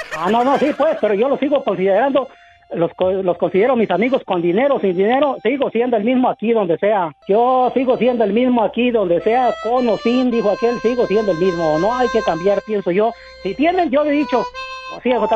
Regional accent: Purechucho, Michoacán, Mexico; mi lindo Purechucho, Michoacán, para ser exacto, allá pegadito Huecamo

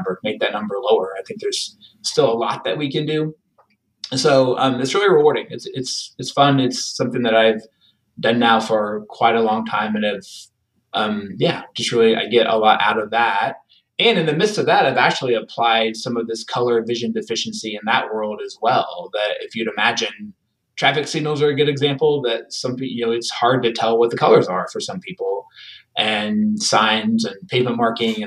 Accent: Missouri, United States; I grew up in a small town in Missouri

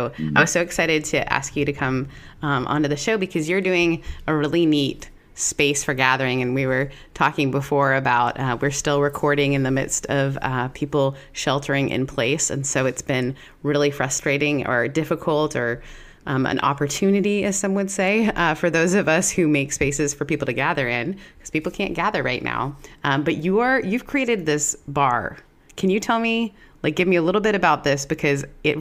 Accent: Canada; As a Canadian, I'm also Canadian

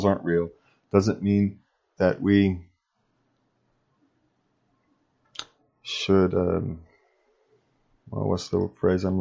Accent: Sacramento, California, United States; I grew up in Sacramento, California

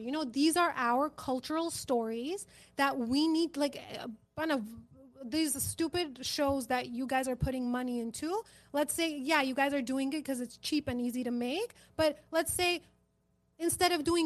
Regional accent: Armenia; now in United States; I'm Hayastansi

